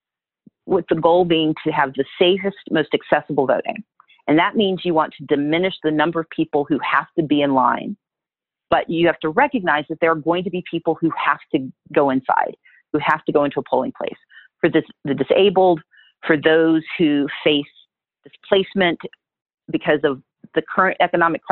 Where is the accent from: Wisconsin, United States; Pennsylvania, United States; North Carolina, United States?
Wisconsin, United States; also born or lived in Mississippi; now in Georgia, United States; I was born in Wisconsin. I still have family there. My family's originally from Mississippi